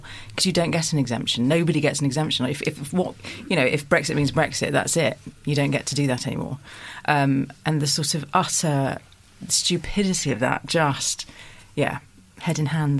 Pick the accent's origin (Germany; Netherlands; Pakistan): Germany; now in United Kingdom; I have a German father and I grew up in Germany quite a lot